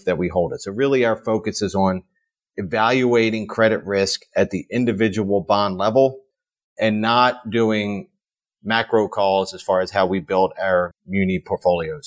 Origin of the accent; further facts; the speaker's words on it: Marcus Hook, Pennsylvania, United States; I grew up in a town called Marcus Hook, Pennsylvania, which is in Delaware County, south of Philadelphia.